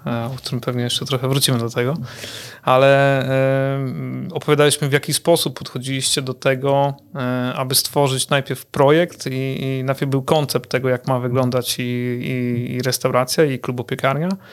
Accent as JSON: {"language": "Polish", "region": "Kuyavian-Pomeranian Voivodeship", "country": "Poland", "said": "jako mieszkaniec e, tego regionu"}